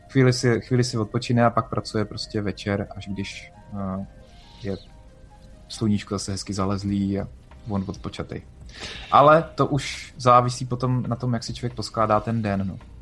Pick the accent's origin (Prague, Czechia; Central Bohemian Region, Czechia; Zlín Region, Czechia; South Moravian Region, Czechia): South Moravian Region, Czechia; Brno; já jsem z Brna